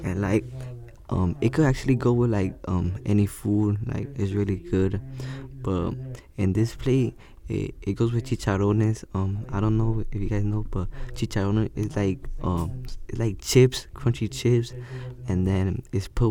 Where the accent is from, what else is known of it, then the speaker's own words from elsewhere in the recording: Miami, Florida, United States; also born or lived in El Salvador; Growing up in Miami and being Hispanic